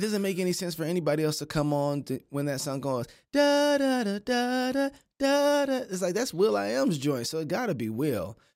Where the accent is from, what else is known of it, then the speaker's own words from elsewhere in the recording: Kansas City, United States; I'm from Kansas City